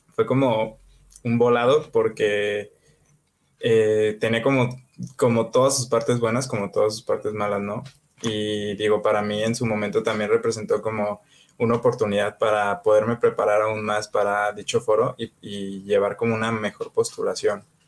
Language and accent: Spanish; Jalisco, Mexico; ahorita yo ya estoy viviendo en Jalisco, de, en mi tierra